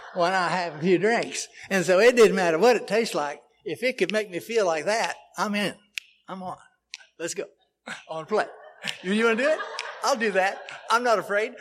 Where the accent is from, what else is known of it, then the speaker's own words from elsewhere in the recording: Oklahoma City, Oklahoma, United States; I am originally from Oklahoma City